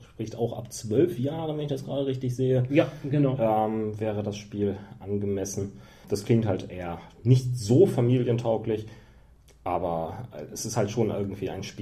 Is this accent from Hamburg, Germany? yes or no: yes; Hamburg, Germany; Als Hamburger muss man das ja mal erwähnen.